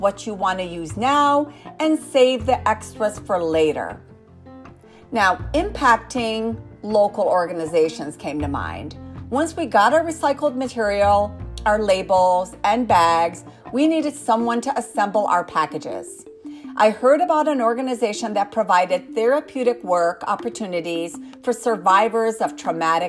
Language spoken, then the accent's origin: English; United States; I am an American inventor